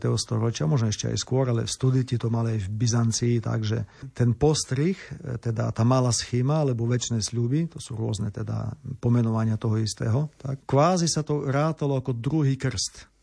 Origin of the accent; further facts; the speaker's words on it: Olšavica, Slovakia; moved away as an adult; also born or lived in Univ, Ukraine / Lviv, Ukraine / Rome, Italy; now in Ukraine; som mal aj farára u nás v Olševici